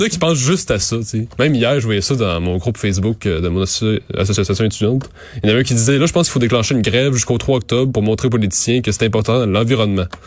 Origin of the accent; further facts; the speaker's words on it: Montérégie, Quebec, Canada; Je viens de la Montérégie